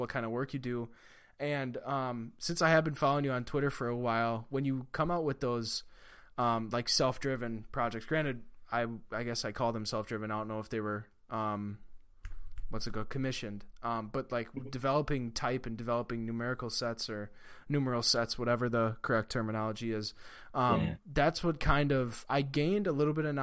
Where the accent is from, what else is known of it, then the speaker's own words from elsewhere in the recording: Central Wisconsin, United States; I'm from Central Wisconsin